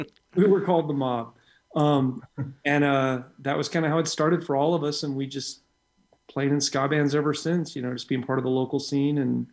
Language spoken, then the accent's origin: English; Orange County, California, United States; growing up in Orange County in the 80s